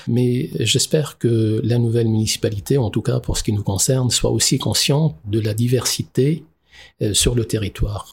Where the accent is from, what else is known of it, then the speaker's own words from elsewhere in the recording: Lebanon; moved away as an adult; now in Strasbourg, France; on est euh, très francophone au Liban. Euh, j'ai appris le français euh, à côté de l'arabe euh, dès, la maternelle